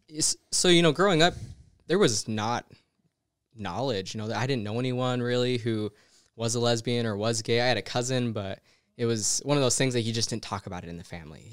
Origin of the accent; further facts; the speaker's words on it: St. George, Utah, United States; moved away as an adult; now in Las Vegas, United States; growing up in Utah in Saint George